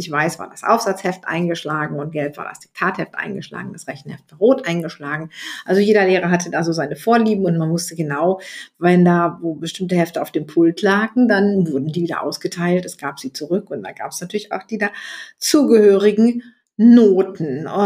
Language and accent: German; North Rhine-Westphalia, Germany; in den 70er Jahren in die Schule gegangen bin und bei uns in Nordrhein-Westfalen war es so, dass die Rechtschreibung ab der fünften Klasse keine Bedeutung mehr hatte.